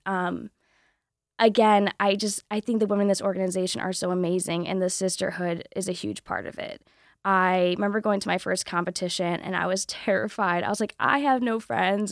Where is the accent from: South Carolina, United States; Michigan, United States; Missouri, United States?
Michigan, United States; Southwest; I'm from Southwest Michigan